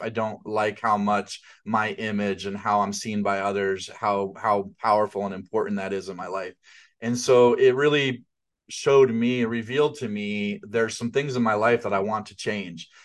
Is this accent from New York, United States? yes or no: yes; outside of New York City, United States; I grew up outside of New York City